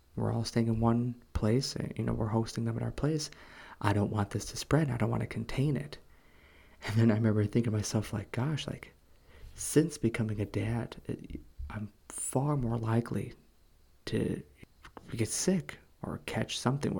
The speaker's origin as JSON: {"language": "English", "country": "United States", "tie": "born or raised there", "moved": "as an adult", "lives_now": "South Korea", "said": "what I grew up with in America"}